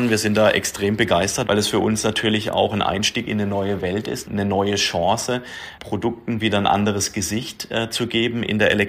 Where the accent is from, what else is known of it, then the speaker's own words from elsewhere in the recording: Neckarsulm, Baden-Württemberg, Germany; Ich bin wieder zurückgekommen in meine Heimat, wo meine Karriere hier vor über 20 Jahren gestartet hat bei Audi in Neckarsulm.